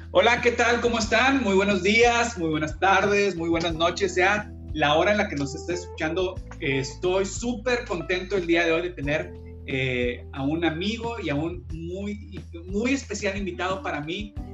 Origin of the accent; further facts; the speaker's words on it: Mexico; also born or lived in Monterrey; somos mexicanos